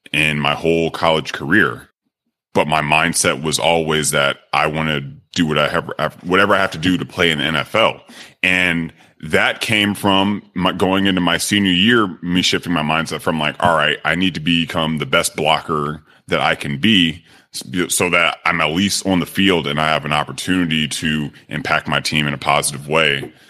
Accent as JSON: {"language": "English", "town": "Sacramento", "region": "California", "country": "United States", "also_born_or_lived": "Miami", "moved": "as an adult", "said": "I'm originally from Sacramento, California, I grew up playing a lot of sports"}